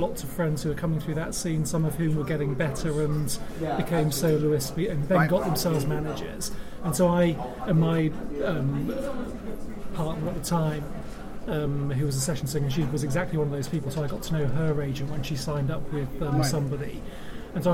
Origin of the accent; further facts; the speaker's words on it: Leeds, Yorkshire and the Humber, United Kingdom; I was brought up in Leeds